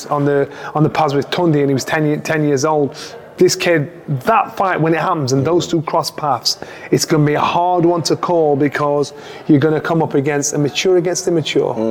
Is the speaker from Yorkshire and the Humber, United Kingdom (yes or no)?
yes; Sheffield, Yorkshire and the Humber, United Kingdom; in Sheffield, my hometown